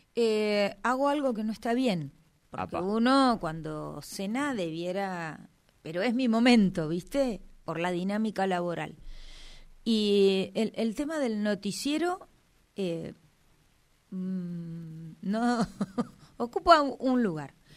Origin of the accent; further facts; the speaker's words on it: Neuquén, Argentina; nací acá, nací en el Hospital Castro Rendón